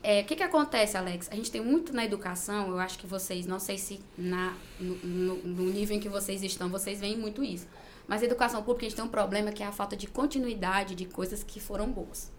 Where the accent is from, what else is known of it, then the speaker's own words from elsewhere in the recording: Gurupi, Tocantins, Brazil; eu nasci mesmo em Gurupi, sou gurupiense da Gema